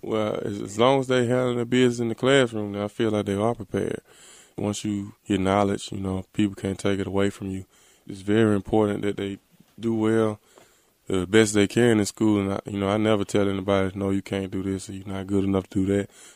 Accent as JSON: {"language": "English", "town": "Selma", "region": "Alabama", "country": "United States", "tie": "born or raised there", "said": "my hometown in Selma, Alabama"}